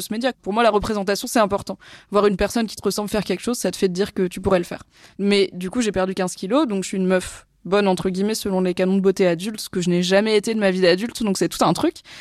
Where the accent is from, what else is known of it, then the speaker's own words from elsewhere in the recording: Valence, Auvergne-Rhône-Alpes, France; moved away as an adult; also born or lived in Lyon / Lille / Alsace; quand j'étais ado à Valence